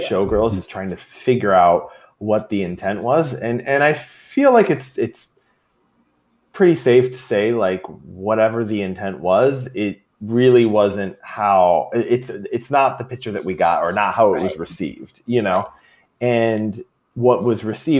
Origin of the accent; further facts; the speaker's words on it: Troy, Michigan, United States; I grew up in Troy.